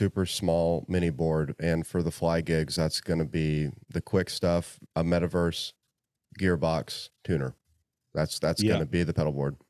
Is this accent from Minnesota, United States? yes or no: no; Indiana, United States; one of my most favorite people is in my home state and on the way home to see my parents. So, you know, Indiana.